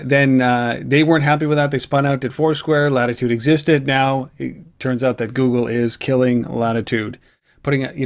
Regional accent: Canada; as a Canadian

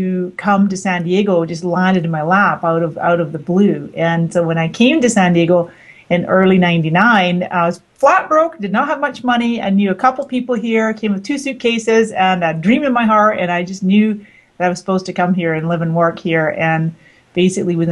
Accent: Canada; also born or lived in Scotland; now in United States; I came to the United States from Scotland, where I had been living for the previous 20 years. And my parents are both Scottish, although I was born in Canada. So I spent my childhood in Canada

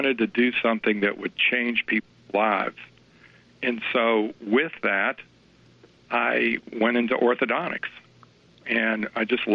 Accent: Louisville, Kentucky, United States; I'm from Louisville, Kentucky.

